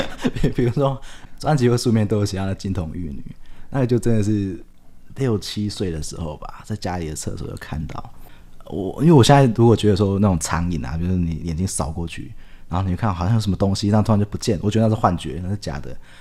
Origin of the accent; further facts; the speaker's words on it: Taiwan; 我觉得我们台湾人很妙，就是这种阴神系统啊，我们就会喜欢去走偏门，就会要拜阴神